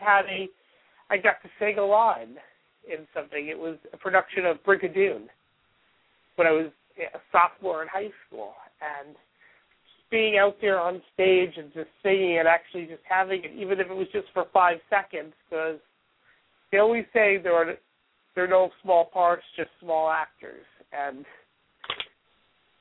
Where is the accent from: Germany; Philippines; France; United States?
United States; New York; growing up in New York